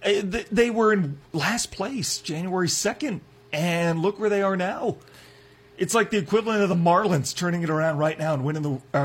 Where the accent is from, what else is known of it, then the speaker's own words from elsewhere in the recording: Iowa, United States; Omaha's about 2 hours from my hometown in Iowa.